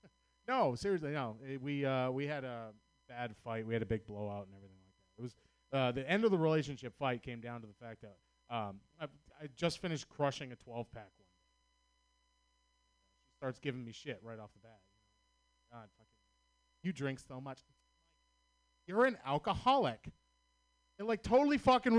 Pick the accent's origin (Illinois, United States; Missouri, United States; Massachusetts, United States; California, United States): Massachusetts, United States; Boston; accent: Boston; I'm from Boston, Massachusetts